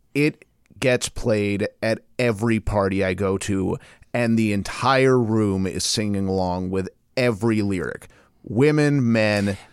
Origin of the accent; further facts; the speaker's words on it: Portland, United States; I'm from Portland